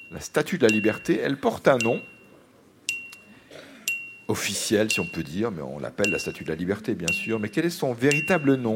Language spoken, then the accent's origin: French; La Guerche-de-Bretagne, Brittany, France; now in Rennes, France; Oui, je suis née à la Garge de Bretagne.